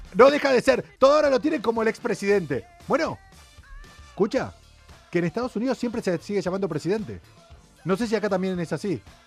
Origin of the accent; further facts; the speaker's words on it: Argentina; now in Spain; los argentinos